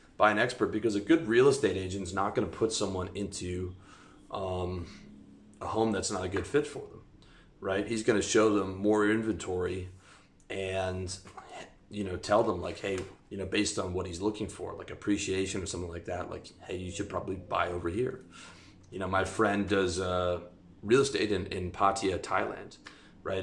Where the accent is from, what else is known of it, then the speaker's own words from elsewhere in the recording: Canada; moved away as an adult; I'm talking to you from Eastern Europe. I'm from Canada. I've lived all over the world.